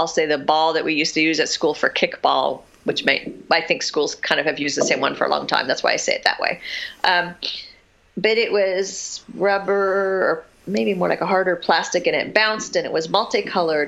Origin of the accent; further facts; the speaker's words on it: Southern California, United States; also born or lived in Massachusetts; We moved to California when I was about 4. And we lived in a couple of different houses in this city in Southern California